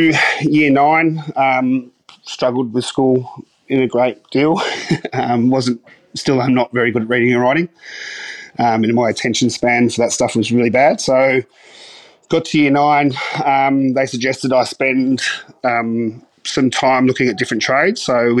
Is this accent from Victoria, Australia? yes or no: yes; The Patch, Victoria, Australia; So I grew up in the Dandenong Ranges, so a little place called The Patch, in between Mombulk and Belgrave.